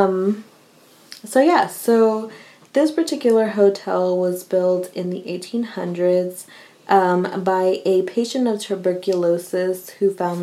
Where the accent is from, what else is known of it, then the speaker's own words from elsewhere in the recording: Houston, Texas, United States; I'm from the South